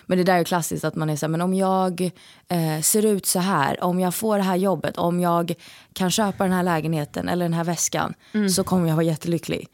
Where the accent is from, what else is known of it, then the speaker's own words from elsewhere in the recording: Stockholm, Stockholm County, Sweden; moved away; nu när jag är hemma i Stockholm